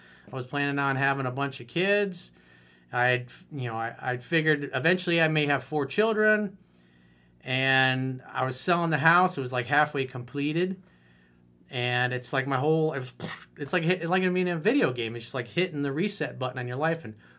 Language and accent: English; Florida, United States; so I moved back to my home state of Florida to pursue a career as a commercial pilot.